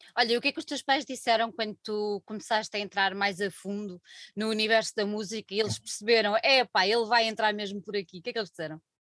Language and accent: Portuguese; Alentejo, Portugal; accent: alentejano; also born or lived in Lisbon; eu sou do Alentejo, nasci em Lisboa por, quase por mero acaso